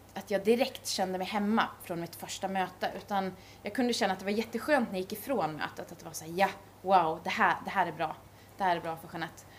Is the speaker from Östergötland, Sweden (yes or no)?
no; Gävle, Gävleborg County, Sweden; jag kommer från Gävle